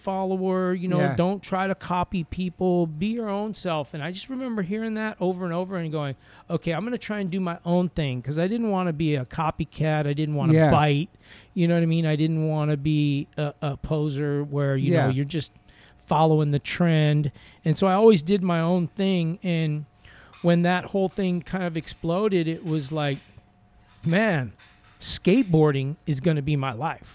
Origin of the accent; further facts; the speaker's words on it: Los Angeles, California, United States; I'm growing up in L.A. too